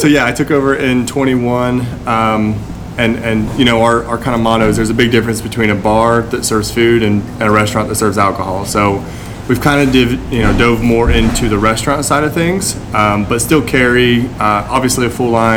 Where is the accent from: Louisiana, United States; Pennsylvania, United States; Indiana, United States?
Indiana, United States; Brookville; I'm from Brookville